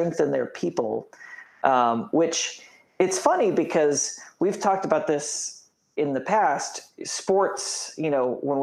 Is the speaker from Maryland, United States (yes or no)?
no; Indiana, United States; growing up in Indiana